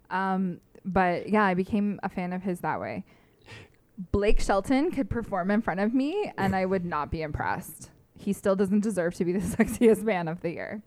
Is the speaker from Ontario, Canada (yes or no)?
yes; London, Ontario, Canada; moved away as an adult; now in Toronto, Canada; I came home from Toronto to here, to London